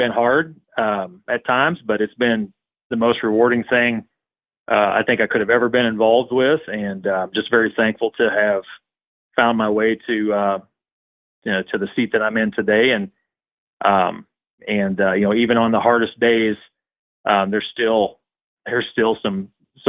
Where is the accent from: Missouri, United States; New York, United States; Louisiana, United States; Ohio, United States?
Missouri, United States; Central; I'm from Central Missouri. Grew up in a really rural community